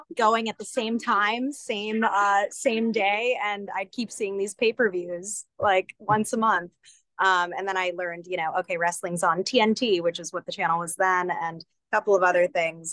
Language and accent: English; Northeast, United States; I'm from the Northeast.